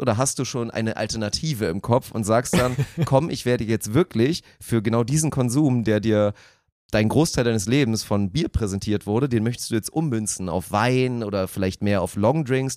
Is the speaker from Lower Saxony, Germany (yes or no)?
yes; Lower Saxony, Germany; Das einzige Privileg aus Niedersachsen zu kommen, dass man akzentfrei Deutsch sprechen